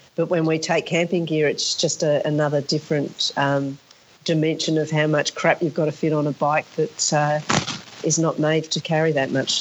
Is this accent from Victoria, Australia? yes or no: no; Sydney, New South Wales, Australia; when I was growing up in Sydney, all of my friends had bikes